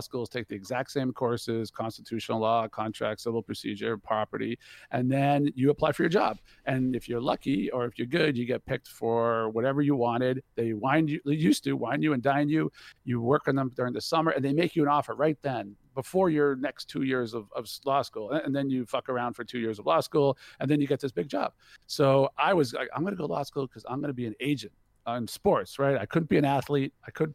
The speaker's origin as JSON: {"language": "English", "town": "Boston", "region": "Massachusetts", "country": "United States", "moved": "yes", "lives_now": "California, United States", "said": "I'm from Boston, Massachusetts."}